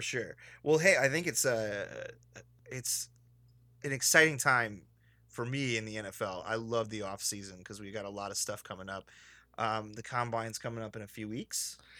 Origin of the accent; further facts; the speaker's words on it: Illinois, United States; also born or lived in Chicago; now in Los Angeles, United States; I'm just from Illinois